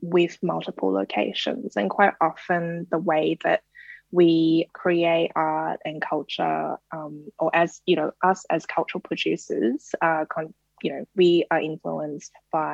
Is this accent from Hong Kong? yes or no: yes; Hong Kong; moved away as an adult; now in Australia; I was born and raised in Hong Kong and I lived there half my life and actually came here as an international student and sort of just stayed after